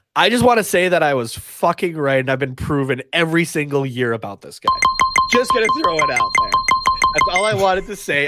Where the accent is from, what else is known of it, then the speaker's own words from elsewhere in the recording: Canada; we're Canadian